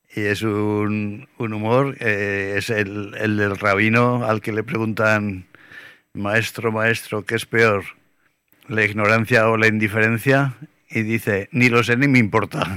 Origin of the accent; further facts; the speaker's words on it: Aragon, Spain; yo tampoco soy así como aragonés de pura cepa